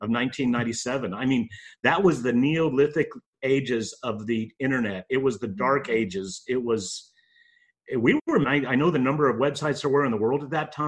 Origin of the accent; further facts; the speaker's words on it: El Paso, Texas, United States; moved away as an adult; now in Houston, United States; We're from El Paso